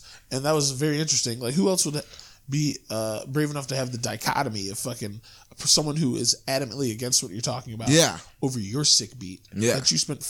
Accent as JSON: {"language": "English", "region": "Ohio", "country": "United States", "said": "I'm from Ohio, we are tougher than nails."}